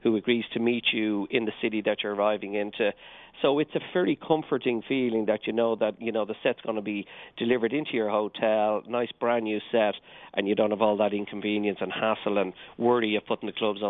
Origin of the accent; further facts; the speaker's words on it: Dublin, Leinster, Ireland; accent: Irish; I'm from Dublin, Dublin in Ireland.